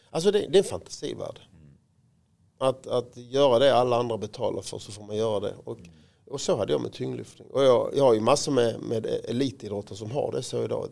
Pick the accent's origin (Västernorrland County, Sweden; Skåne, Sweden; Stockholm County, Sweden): Skåne, Sweden; Råå; jag var ju fotbollsspelare som alla andra pojkar på Rå där jag växte upp